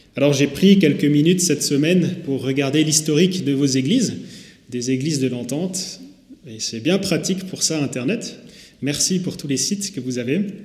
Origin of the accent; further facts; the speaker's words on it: Haguenau, Grand Est, France; moved away as an adult; now in Saint-Louis, France; Je suis moi-même né à Haguenau il y a 26 ans de ça. J'ai grandi en allant à Nautiland, à Didiland, au cinéma Pâté et au plan d'eau des Brumates.